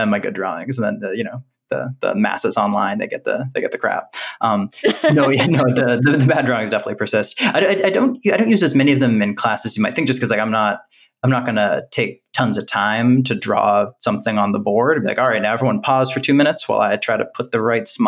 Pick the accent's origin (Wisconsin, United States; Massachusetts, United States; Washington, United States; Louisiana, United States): Massachusetts, United States; Boston; moved away as an adult; also born or lived in California / United Kingdom; I'm from New England. Actually, I'm from around